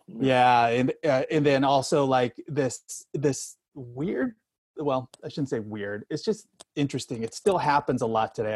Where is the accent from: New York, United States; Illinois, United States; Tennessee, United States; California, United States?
California, United States; Sacramento; moved away as an adult; also born or lived in Bakersfield, California / Northeast US; growing up in Sacramento in California, California boy, NorCal boy until his age 18